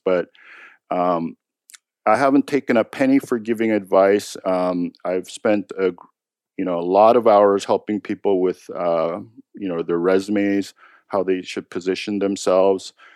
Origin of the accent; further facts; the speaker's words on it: United States; I'm American